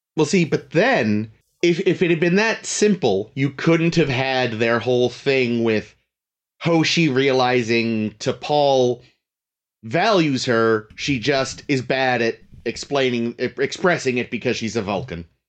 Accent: Northeast, United States; we're from the Northeast

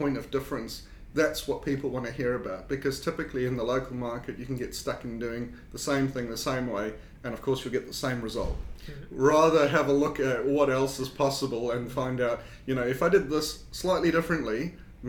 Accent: South Africa; accent: South African; also born or lived in United Kingdom / New Zealand; now in South Australia, Australia; obviously from my accent, I'm not from New Zealand. I've got a South African accent

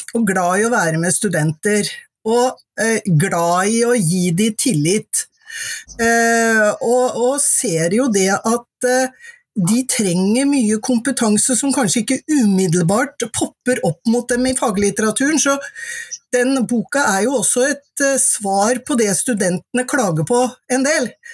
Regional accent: Mjøndalen, Buskerud, Norway; Jeg er fra Mjøndalen, og det var ikke så mange der som tok høyere utdanning

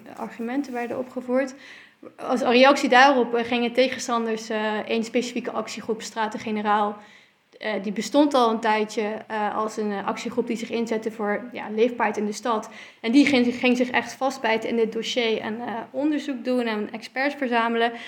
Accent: Netherlands; also born or lived in Belgium; ik kwam daar als Nederlander

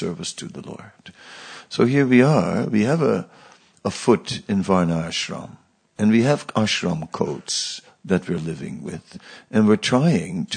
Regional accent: Netherlands; I grew up on the beach, you know, I'm from the Netherlands beach

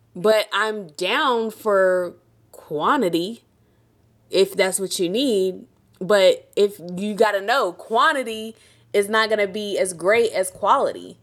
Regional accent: Jamaica; I'm a Jamaican

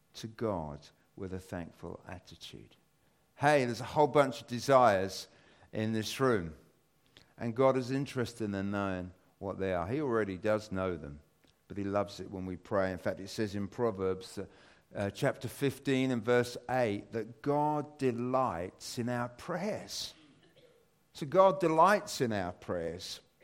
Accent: United Kingdom; as British people

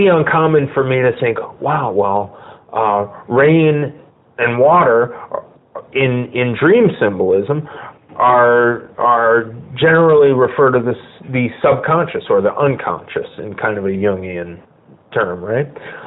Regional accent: Bridgeport, Connecticut, United States; moved away as an adult; also born or lived in Norwalk, Connecticut; now in Los Angeles, United States; I'm from Bridgeport, Connecticut

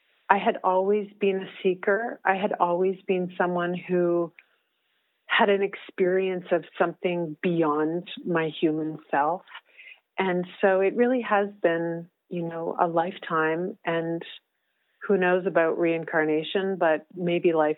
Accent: Whitehorse, Yukon, Canada; moved away; I was back in Whitehorse, which is my hometown

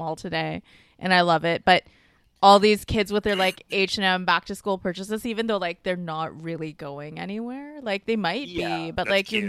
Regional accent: Canada; I am Canadian.

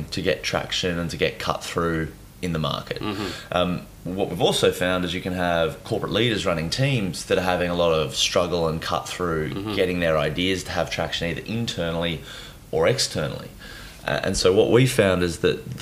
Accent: Nowra, New South Wales, Australia; So I was born in New South Wales, a little town called Nowra

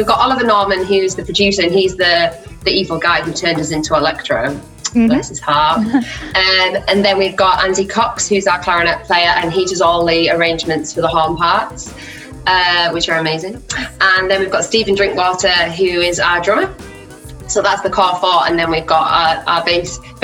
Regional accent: Teesside, North East England, United Kingdom; moved away as an adult; now in Leeds, United Kingdom; I'm originally from Teesside in the northeast of England, but I moved to Leeds for music college

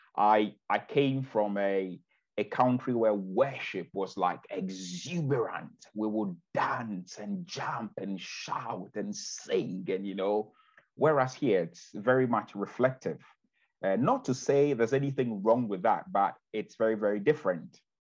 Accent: Ghana; now in Bexhill-on-Sea, United Kingdom; I'm originally from Ghana

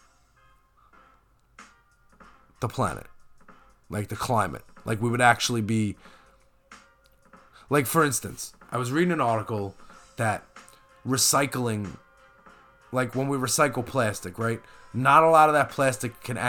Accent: New York, United States; as a New Yorker

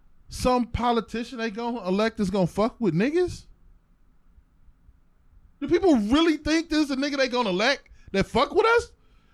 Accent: East Cleveland, Ohio, United States; I was there from East Cleveland.

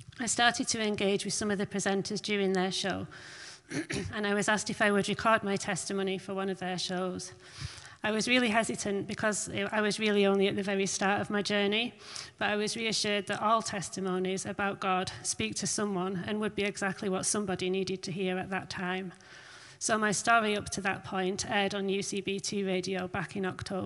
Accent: Barrow-in-Furness, North West England, United Kingdom; moved away as an adult; also born or lived in Scarborough; I was born and raised in Barrow, but for the last 5 years, I've been living in different

